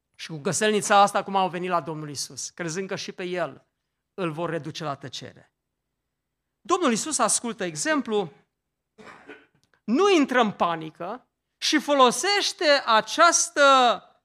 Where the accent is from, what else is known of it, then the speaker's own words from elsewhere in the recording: Romania; în satul meu, în Ortele